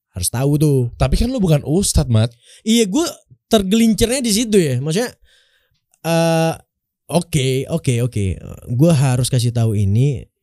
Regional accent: Pekanbaru, Riau, Indonesia; also born or lived in Bengkalis; gue dari gue dari Pekanbaru dari kecil emang di Pekanbaru gue di Pekanbaru lahir di sebuah kabupaten di, uh, di Kabupaten Riau itu

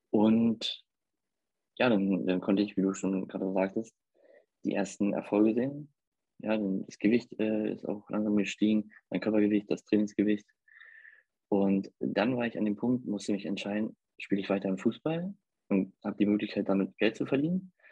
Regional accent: Hamburg, Germany; ich komme aus Hamburg und lebe hier mit meiner Familie

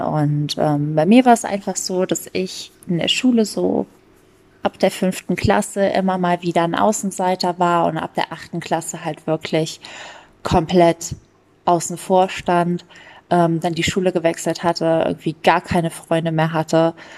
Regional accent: Germany; bei uns in Deutschland

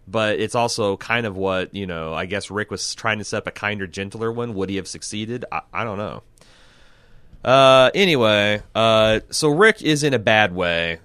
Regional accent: Midwest, United States; I'm from the Midwest

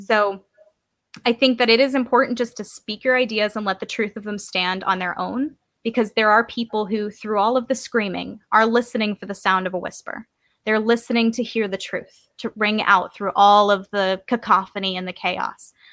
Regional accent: Georgia, United States; I come from Georgia

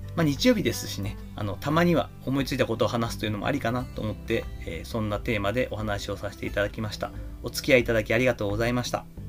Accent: Kochi, Japan; moved away; 父母が今生活をしている私の故郷高知県

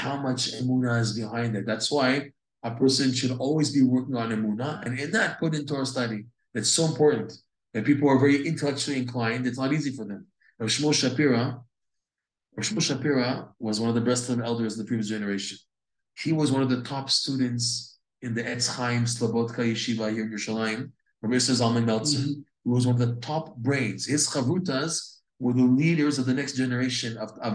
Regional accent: United States; We're all American. We're North Americans.

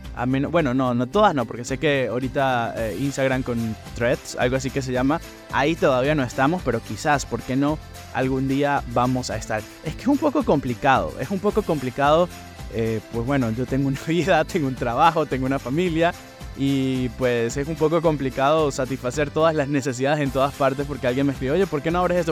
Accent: San Cristóbal, Táchira, Venezuela; moved away as an adult; also born or lived in Bridgeport, Connecticut / New Haven, Connecticut; now in Stratford, United States; la ciudad de donde yo vengo, San Cristóbal, allá en el estado Táchira, Venezuela

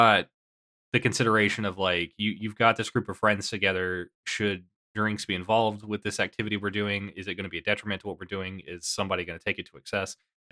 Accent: Kentucky, United States; I am from Kentucky, and there's definitely like a big culture here

